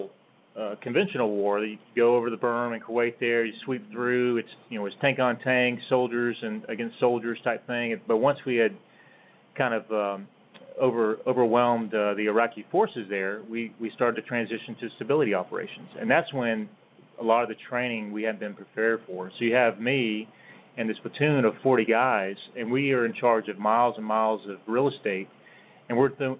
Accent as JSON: {"language": "English", "town": "Spartanburg", "region": "South Carolina", "country": "United States", "tie": "born or raised there", "also_born_or_lived": "Travelers Rest, South Carolina", "said": "I grew up here. I was born here. I was born in Spartanburg"}